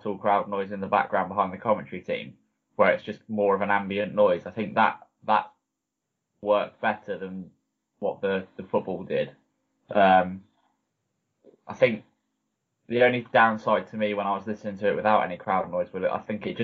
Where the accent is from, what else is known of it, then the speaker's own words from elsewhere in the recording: the South Coast, South East England, United Kingdom; also born or lived in Lincoln; I grew up as a football fan. I'm from the South Coast, obviously. So big Southampton supporter.